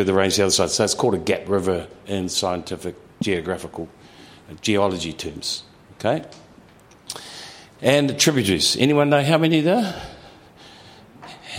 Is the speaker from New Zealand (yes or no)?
yes; Waipukurau, Hawke's Bay, New Zealand; I'm from Waipukuro